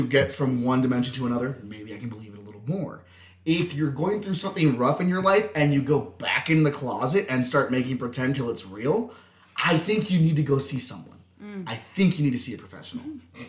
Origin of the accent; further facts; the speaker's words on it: San Jose, California, United States; also born or lived in Colorado; Yeah, I'm from San Jose, California, and then Colorado.